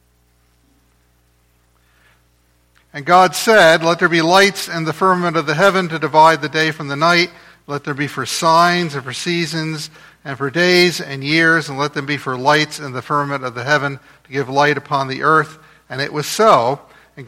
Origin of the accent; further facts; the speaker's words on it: New Jersey, United States; I grew up in New Jersey, right across the river from Philadelphia